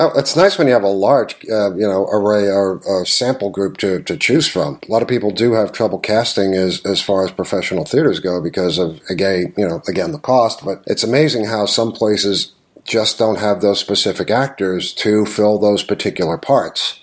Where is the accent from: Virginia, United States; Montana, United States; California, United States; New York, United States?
New York, United States; I grew up in New York. I've ridden the A train countless times.